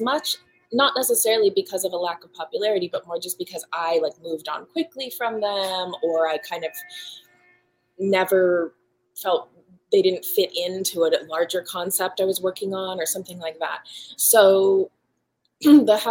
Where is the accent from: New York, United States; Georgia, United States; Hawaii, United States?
Hawaii, United States; moved away; my early childhood growing up in Hawaii on the volcano